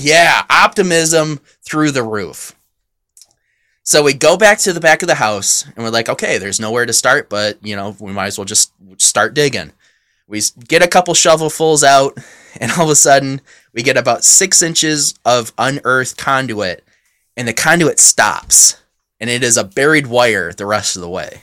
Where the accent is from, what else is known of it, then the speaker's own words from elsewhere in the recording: near Frankenmuth, Michigan, United States; moved away; Frankenmuth is right next to my hometown, or, you know, pretty short drive from there